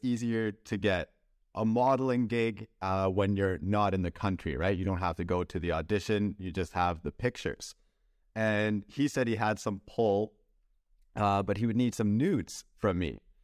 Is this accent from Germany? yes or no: no; Canada; as a Canadian, if I would wanna work in the United States, I would need a visa.